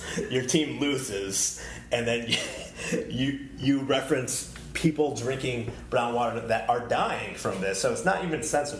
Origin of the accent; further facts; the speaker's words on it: United States; I'm American, and my family is from Bangladesh.